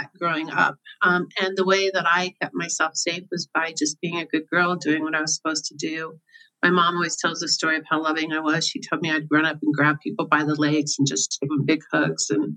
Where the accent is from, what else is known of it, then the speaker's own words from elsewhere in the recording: Overland Park, Kansas, United States; also born or lived in Colorado; I grew up in Kansas City, as you just mentioned. I grew up in a little suburb called Oberlin Park, Kansas.